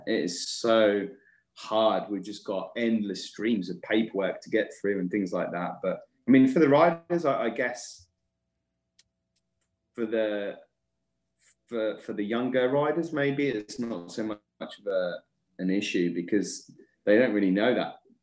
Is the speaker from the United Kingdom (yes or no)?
yes; England, United Kingdom; I'm English